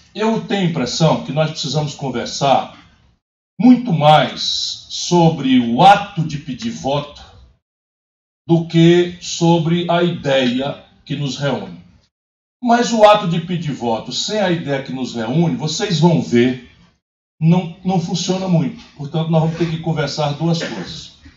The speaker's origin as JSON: {"language": "Portuguese", "region": "Ceará", "country": "Brazil", "tie": "born or raised there", "also_born_or_lived": "Pindamonhangaba, São Paulo", "said": "fui criado no Ceará, mas nasci, meu umbigo foi enterrado aqui no interior de São Paulo."}